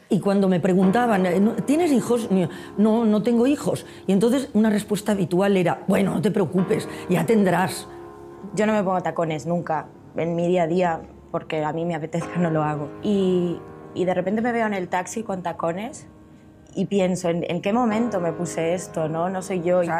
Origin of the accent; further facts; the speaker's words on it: Madrid, Community of Madrid, Spain; born there; Yo nací en Madrid.